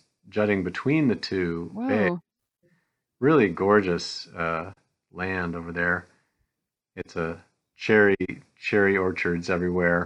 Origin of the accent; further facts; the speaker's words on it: Traverse City, Michigan, United States; also born or lived in Chicago, Illinois / Raleigh, North Carolina; I consider myself from Michigan, though I was born in Chicago, and I did spend 6 years of my grade school years in North Carolina in Raleigh, but we moved back to Michigan after that stint in Raleigh